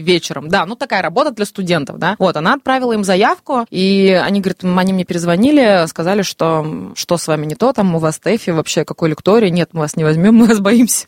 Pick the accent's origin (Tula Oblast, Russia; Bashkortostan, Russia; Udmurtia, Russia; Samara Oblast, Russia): Bashkortostan, Russia; Ufa; also born or lived in Moscow; решила вернуться домой, в Уфу, где меня ждала мама